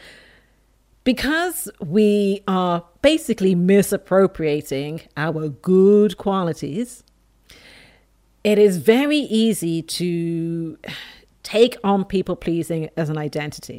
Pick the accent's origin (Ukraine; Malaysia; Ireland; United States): Ireland; Dublin, Leinster; also born or lived in England; I was born in England, raised in Dublin, Ireland